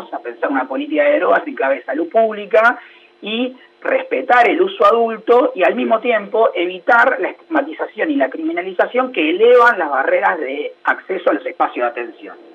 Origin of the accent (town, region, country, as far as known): Argentina